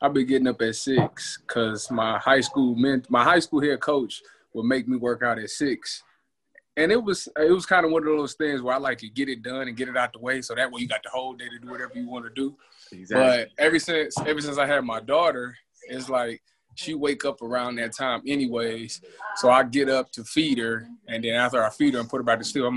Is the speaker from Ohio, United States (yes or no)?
yes; Cleveland, Ohio, United States; I'm from Cleveland, Ohio. I started playing football when I was 9 years old